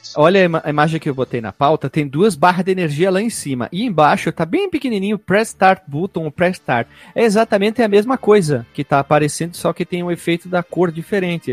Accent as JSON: {"language": "Portuguese", "town": "Caxias do Sul", "region": "Rio Grande do Sul", "country": "Brazil", "said": "sou de Caxias do Sul, do Sul, no Rio Grande do Sul"}